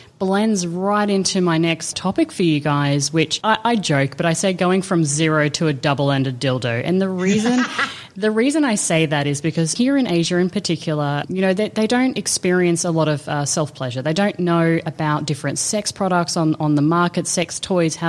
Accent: Australia; growing up in Australia

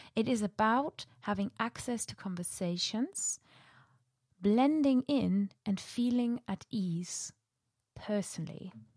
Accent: Germany; first language German; English is a second language; moved away as an adult; also born or lived in Preston, Lancashire, United Kingdom; now in United Kingdom; ich komme eigentlich aus Deutschland und eigentlich ist Deutsch meine Muttersprache

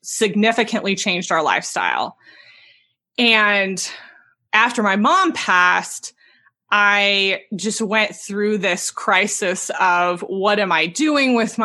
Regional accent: Southern California, United States; I'm from Southern California

